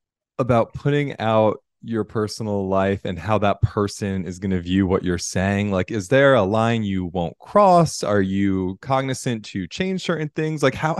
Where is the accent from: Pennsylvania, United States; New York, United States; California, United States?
New York, United States; New York City; I'm a New York City boy. I'm in New York right now. I'm from the East Coast.